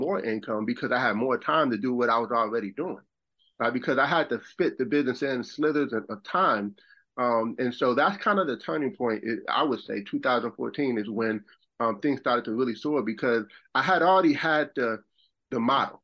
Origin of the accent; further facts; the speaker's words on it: Buffalo, New York, United States; moved away as an adult; also born or lived in Rochester, New York; now in South Carolina, United States; I'm from Buffalo, and I lived in Rochester, New York, but I ended up moving to South Carolina.